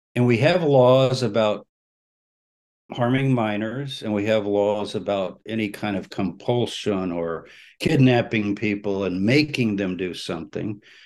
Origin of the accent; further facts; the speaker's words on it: San Antonio, Texas, United States; moved away; I was born in Texas. I was uh, first few years of my life lived in San Antonio my parents are native Texans